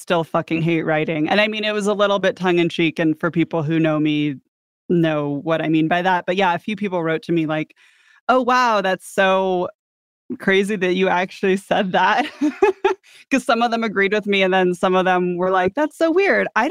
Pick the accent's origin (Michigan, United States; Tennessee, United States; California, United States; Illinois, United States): California, United States; San Diego; I'm from San Diego